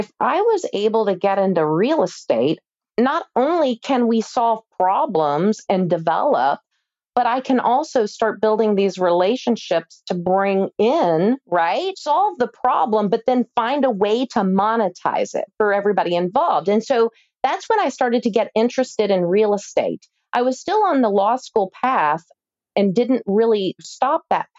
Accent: Louisville, Kentucky, United States; when I was growing up in Louisville, Kentucky, which is highly metro and the largest city in Kentucky

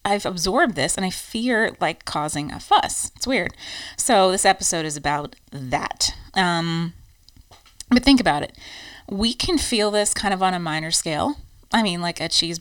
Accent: United States; moved away as an adult; now in Ireland; American quirks after living here, like our giant trucks

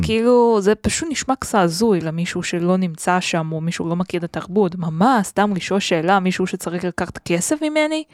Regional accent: Beijing, China; Hebrew is a second language; moved away as an adult; also born or lived in Tel Aviv, Israel; now in Israel; כשהייתי בתיכון mm-hmm. בבייג'ינג

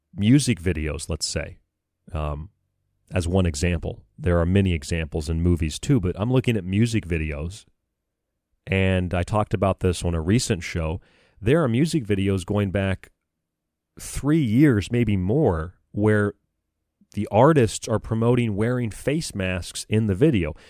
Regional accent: United States; as an American

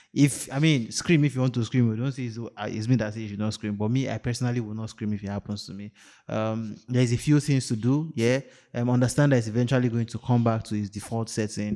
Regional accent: Nigeria; I'm too Nigerian

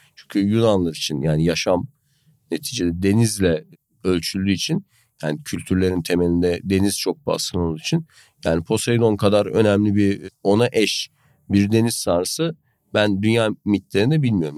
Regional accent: Gönen, Balıkesir, Turkey; ben aşağı yukarı böyle bataklık diyebileceğim bir bölgede büyüdüm, biliyorsun. Hani Gönen Çayı'nın boy, yanında

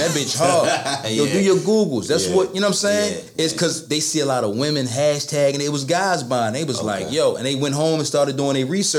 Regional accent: Baltimore, Maryland, United States; I'm technically from Northwest Baltimore. I'm from Park Heights.

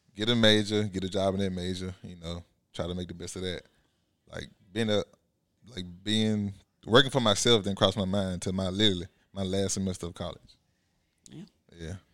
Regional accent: Bessemer, Alabama, United States; twenty-six from Bessemer, like you said. Grew up in Bessemer

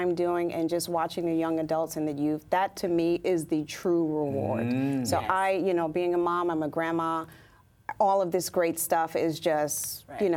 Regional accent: New York City, New York, United States; I've lived in Brooklyn, born and raised in Brooklyn

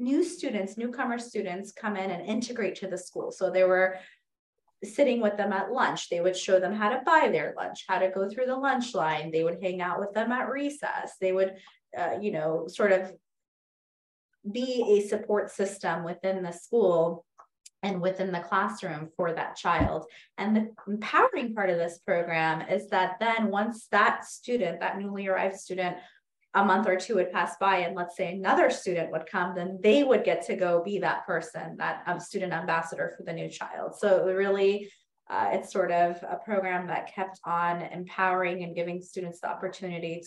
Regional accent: United States; even though I was born in this country, I was born in the United States

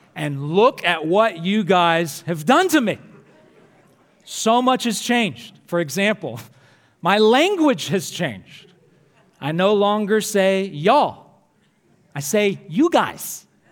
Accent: Alabama, United States; moved away as an adult; also born or lived in Louisville, Kentucky; now in Michigan, United States; My home state is in Alabama.

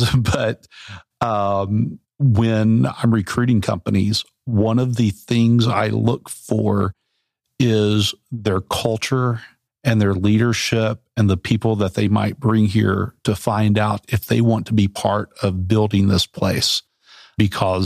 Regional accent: Central Arkansas, United States; now in Bentonville, United States; I grew up in Central Arkansas

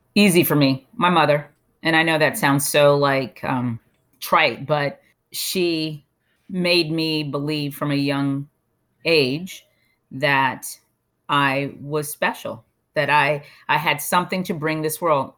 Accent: Bahamas; moved away; also born or lived in United States / Europe; I'm from the Bahamas

